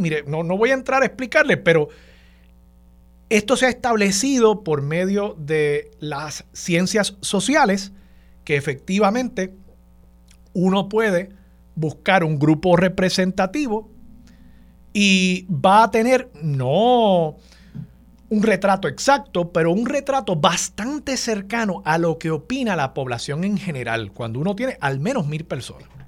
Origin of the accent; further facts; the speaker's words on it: San Juan, Puerto Rico; como sanjuanero, como puertorriqueño, como persona que vivió por muchos años en el viejo San Juan